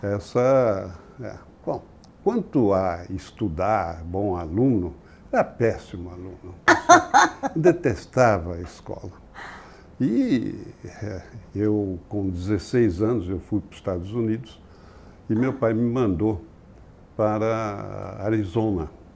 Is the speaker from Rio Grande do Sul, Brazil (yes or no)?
no; São Paulo, Brazil; also born or lived in Rio de Janeiro; eu nasci no Rio de Janeiro, mas vim para São Paulo quando eu tinha sete anos. Ah. Consequentemente, a minha criação é paulista.